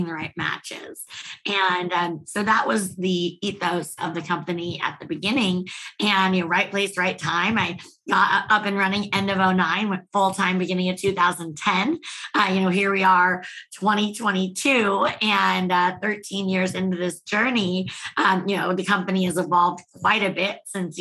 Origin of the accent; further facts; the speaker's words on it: Bay Area, California, United States; moved away as an adult; also born or lived in San Francisco; now in Austin, United States; I'm from the Bay Area